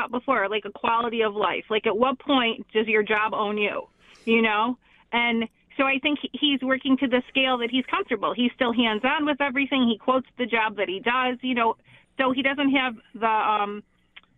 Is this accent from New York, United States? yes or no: yes; Lancaster, New York, United States; now in Hamburg, United States; we grew up in Lancaster in the village, not rural at all